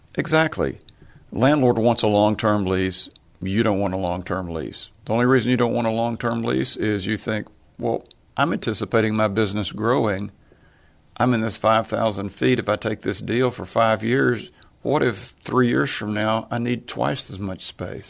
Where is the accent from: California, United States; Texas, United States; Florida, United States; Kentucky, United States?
Texas, United States; Tyler; we were lower middle class growing up in Tyler, Texas